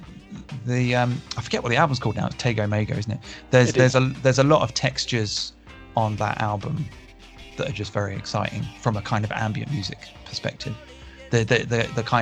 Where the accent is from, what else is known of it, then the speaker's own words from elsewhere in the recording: United Kingdom; as a British person